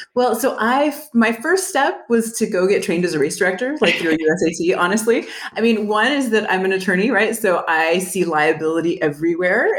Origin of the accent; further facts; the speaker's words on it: El Paso, Texas, United States; also born or lived in Dallas; I am from El Paso. I moved back a few years later